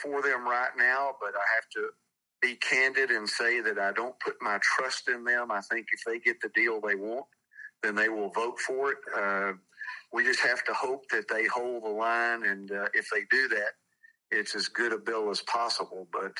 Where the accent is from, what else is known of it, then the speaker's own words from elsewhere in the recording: Texas, United States; I grew up in Texas, where there had been nothing but Democrats for 100 years after the Civil War.